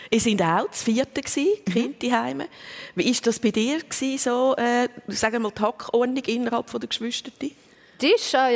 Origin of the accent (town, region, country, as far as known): Zug, Switzerland; born or raised there